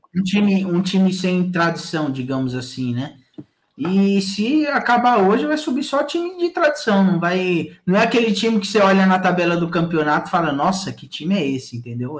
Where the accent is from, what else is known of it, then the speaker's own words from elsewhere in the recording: São Paulo, Brazil; lá no Jardim Três Marias, que é onde eu nasci